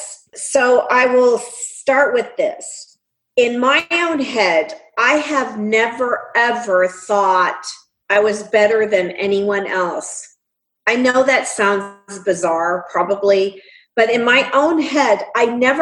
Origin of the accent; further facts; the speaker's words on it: North Central Pennsylvania, United States; I grew up in North Central Pennsylvania, up from north of Harrisburg, in a town, community of 2,000 people